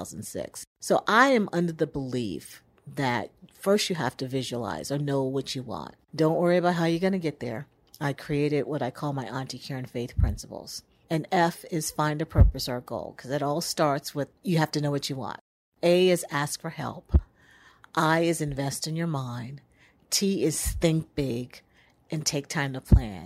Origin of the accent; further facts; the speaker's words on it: Charleston, South Carolina, United States; I grew up in Charleston, South Carolina, was where I was born